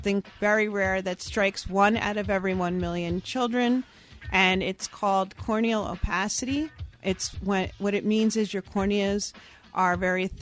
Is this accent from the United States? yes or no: yes; Thornwood, New York, United States; moved away; I grew up in Thornwood, New York, which is a part of Westchester County.